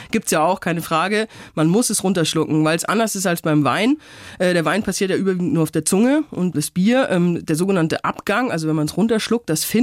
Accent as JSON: {"language": "German", "area": "Upper Palatinate", "region": "Bavaria", "country": "Germany", "said": "Ich komme aus der Oberpfalz"}